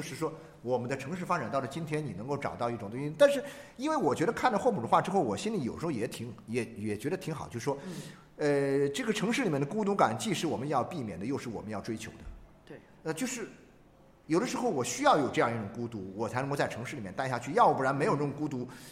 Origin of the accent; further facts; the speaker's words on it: China; 我们中国人